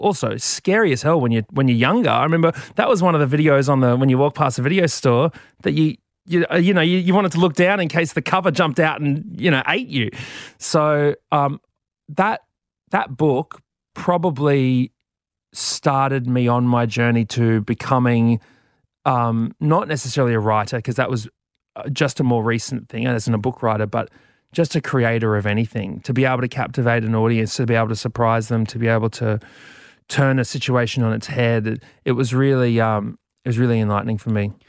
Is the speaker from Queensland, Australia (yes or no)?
yes; Brisbane, Queensland, Australia